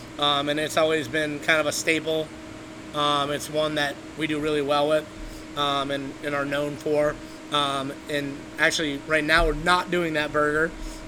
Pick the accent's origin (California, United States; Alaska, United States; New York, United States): New York, United States; Buffalo; born there; I was born in Buffalo. So I'm a buffalo wing connoisseur.